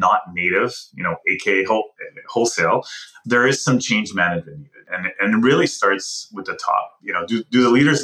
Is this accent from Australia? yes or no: no; Montreal, Quebec, Canada; also born or lived in Ottawa; I'm from Montreal and actually graduated from journalism at Concordia University.